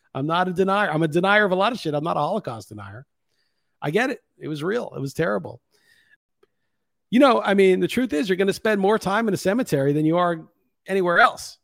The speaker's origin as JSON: {"language": "English", "region": "New York", "country": "United States", "tie": "born or raised there", "moved": "as an adult", "lives_now": "Lisbon, Portugal", "said": "when you're from the States and especially growing up in New York"}